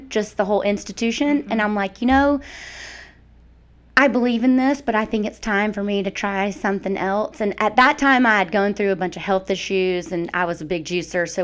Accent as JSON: {"language": "English", "region": "Mississippi", "country": "United States", "also_born_or_lived": "Atlanta, Georgia", "moved": "as an adult", "lives_now": "Athens, United States", "said": "I'm from Mississippi"}